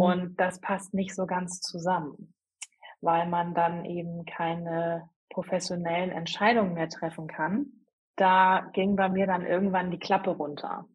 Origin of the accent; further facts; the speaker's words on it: Hamburg, Germany; moved away as an adult; now in Ellerbek, Germany; ich komme ursprünglich aus Hamburg